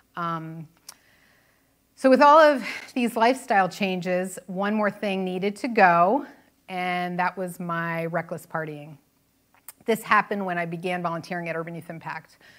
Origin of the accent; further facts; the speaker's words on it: New Jersey, United States; I was born and raised in New Jersey